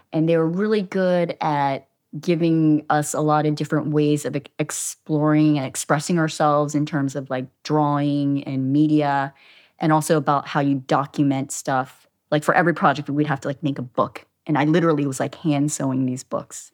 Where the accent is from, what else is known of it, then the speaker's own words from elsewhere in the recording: Havre de Grace, Maryland, United States; moved away as an adult; also born or lived in Boston / Philadelphia; now in Los Angeles, United States; So I grew up in Maryland